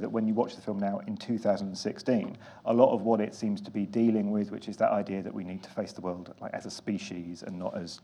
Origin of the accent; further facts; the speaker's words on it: England, United Kingdom; I'm English